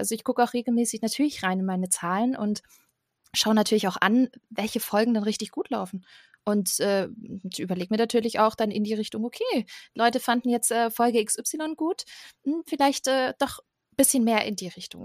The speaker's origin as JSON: {"language": "German", "area": "Stuttgart area", "region": "Baden-Württemberg", "country": "Germany", "said": "ich komme aus der Ecke Stuttgart"}